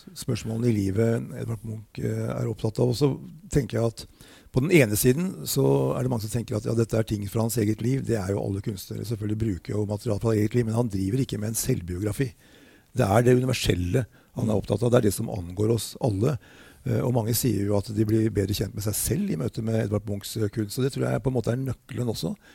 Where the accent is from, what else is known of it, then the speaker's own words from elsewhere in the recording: Norway; jeg kom fra Norge